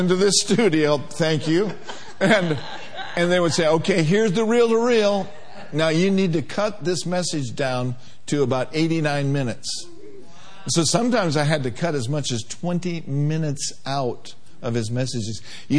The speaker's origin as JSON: {"language": "English", "region": "Minnesota", "country": "United States", "also_born_or_lived": "Durham, North Carolina", "moved": "yes", "said": "I was from Minnesota."}